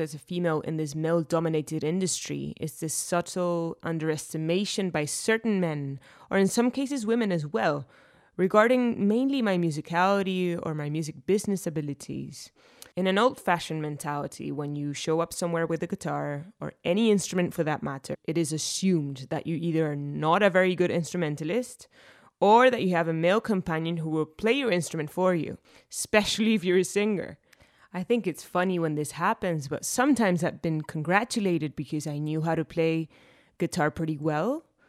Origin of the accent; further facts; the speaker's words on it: Argentina; from Argentina